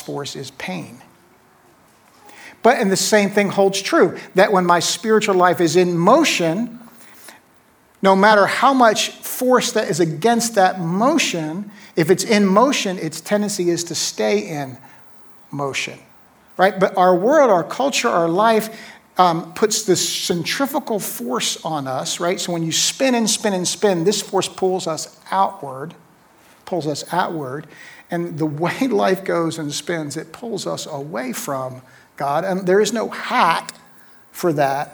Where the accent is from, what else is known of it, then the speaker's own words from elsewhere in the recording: Neptune, New Jersey, United States; moved away as an adult; also born or lived in Atlanta, Georgia; I was born in 1964 in Neptune, New Jersey